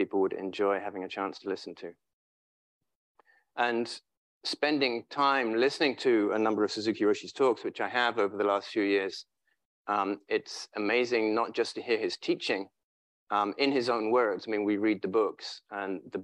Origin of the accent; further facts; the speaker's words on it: England, United Kingdom; moved away as an adult; now in San Francisco, United States; being English